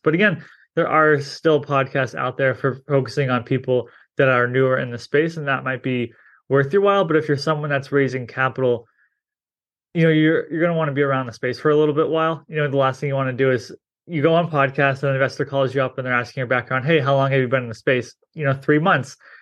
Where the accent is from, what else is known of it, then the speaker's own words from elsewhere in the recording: New England, United States; I'm from New England